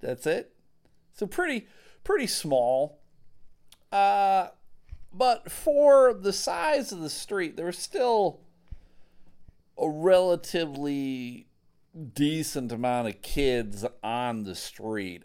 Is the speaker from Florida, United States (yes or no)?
no; Buffalo, New York, United States; growing up in Buffalo, there was a lot of street hockey to be had